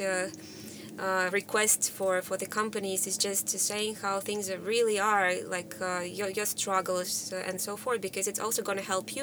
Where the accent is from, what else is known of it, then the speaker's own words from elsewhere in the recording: Russia; moved away; originally from Russia